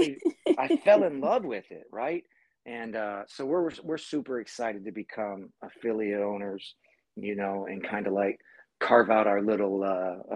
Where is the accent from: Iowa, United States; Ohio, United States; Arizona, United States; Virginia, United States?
Ohio, United States; Massillon; moved away as an adult; also born or lived in California; growing up in my hometown of Massillon, Ohio